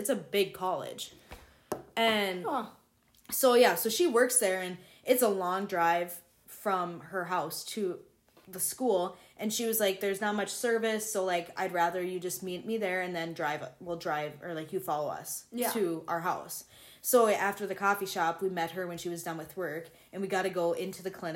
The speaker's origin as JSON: {"language": "English", "region": "North Dakota", "country": "United States", "tie": "born or raised there", "said": "we grew up in North Dakota, so yeah. It's so bland here"}